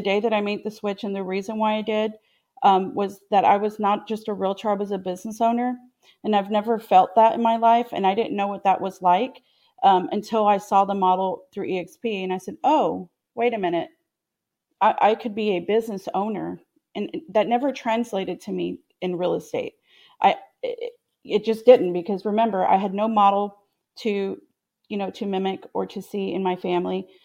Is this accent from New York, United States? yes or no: no; Austin, Texas, United States; me growing up in the Austin area